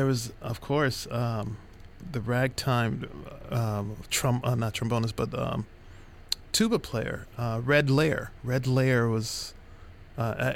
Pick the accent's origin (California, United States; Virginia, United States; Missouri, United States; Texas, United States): Missouri, United States; St. Louis; growing up in St. Louis, a great bass town